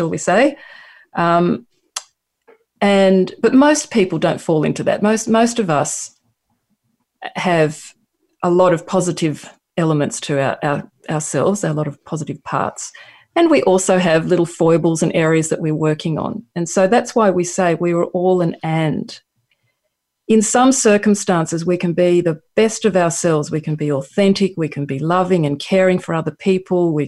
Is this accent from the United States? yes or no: no; Australia; accent: Australian; my Australian accent